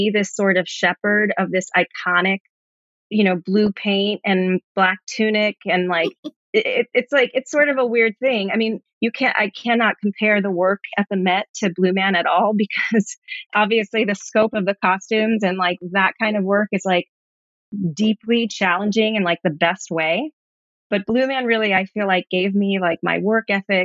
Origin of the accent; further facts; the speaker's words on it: New York City, New York, United States; I grew up here in New York, in Brooklyn, grew up with a single mom